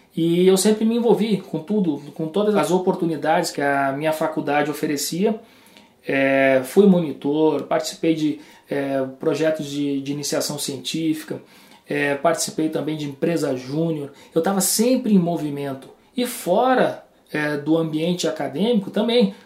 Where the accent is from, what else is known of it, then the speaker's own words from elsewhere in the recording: Rio Grande do Sul, Brazil; moved away; also born or lived in João Pessoa / Porto Alegre; eu acabei decidindo voltar para o Rio Grande do Sul, sou gaúcho